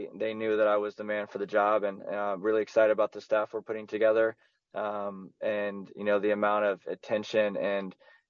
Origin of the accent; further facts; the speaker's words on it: Houston, Texas, United States; also born or lived in Kansas City; I'm from Houston